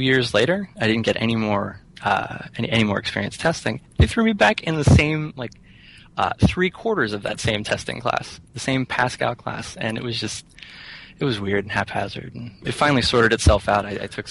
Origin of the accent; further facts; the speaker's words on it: Rockwood, Pennsylvania, United States; moved away as an adult; also born or lived in Somerset, Pennsylvania; now in Philadelphia, United States; I grew up in Rockwood, Pennsylvania.